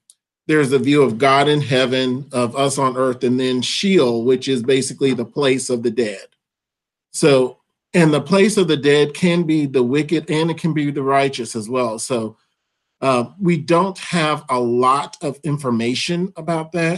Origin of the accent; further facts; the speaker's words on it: Atlanta, Georgia, United States; moved away as an adult; also born or lived in Dallas, Texas / Louisville, Kentucky; now in Grand Rapids, United States; I am originally from Atlanta, Georgia